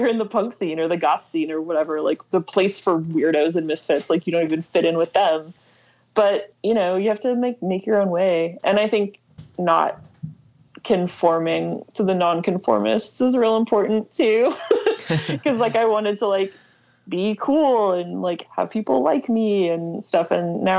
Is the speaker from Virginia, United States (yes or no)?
no; Louisville, Kentucky, United States; now in Lexington, United States; I grew up in Louisville